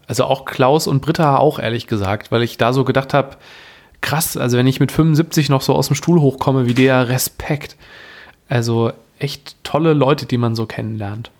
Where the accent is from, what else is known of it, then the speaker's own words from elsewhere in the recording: Germany; also born or lived in Frankfurt / Wuppertal; bei uns in Deutschland